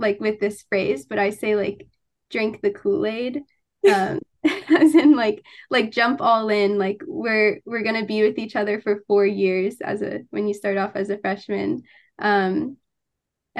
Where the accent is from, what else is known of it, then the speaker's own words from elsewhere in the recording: Florida, United States; moved away as an adult; now in Ithaca, United States; I'm from Florida